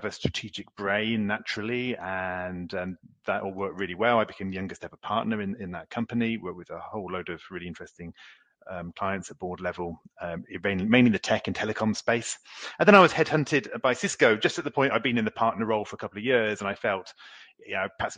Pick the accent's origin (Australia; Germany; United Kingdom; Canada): United Kingdom; moved away as an adult; also born or lived in Oxford / Paris; now in France; I'm a Brit, but I've lived in France now for 22 years